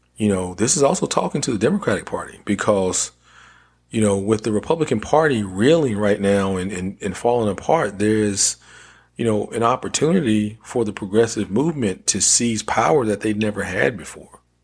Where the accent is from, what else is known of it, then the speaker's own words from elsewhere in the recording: North Carolina, United States; my home state of North Carolina